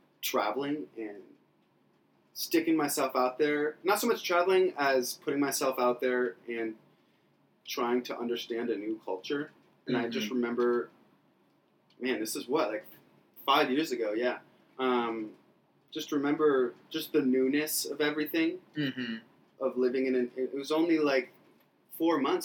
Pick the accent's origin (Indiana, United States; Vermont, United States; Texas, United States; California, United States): Vermont, United States; moved away as an adult; also born or lived in Ohio; now in Panama; I loved my upbringing in Vermont